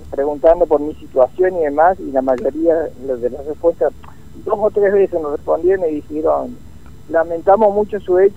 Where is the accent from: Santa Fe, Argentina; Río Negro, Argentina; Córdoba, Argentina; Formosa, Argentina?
Córdoba, Argentina; Unquillo; Yo vengo de Unquillo, Córdoba